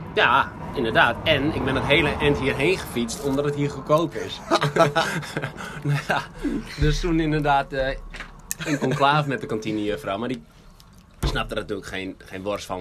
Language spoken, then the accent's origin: Dutch; Netherlands; ons als Hollanders.